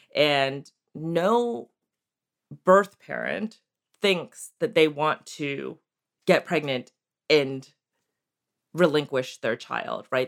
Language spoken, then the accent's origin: English; Maryland and Connecticut, East Coast, United States; moved away as an adult; also born or lived in Seoul, South Korea; now in Santa Cruz, United States; I grew up on the East Coast in Maryland and Connecticut